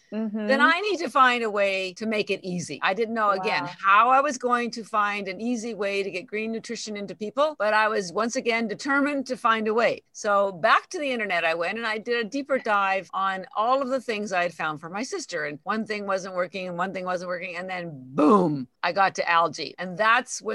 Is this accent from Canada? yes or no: yes; Canada; moved away as an adult; now in Boston, United States; I'm actually Canadian, but I have lived in Boston for 33 years, a long time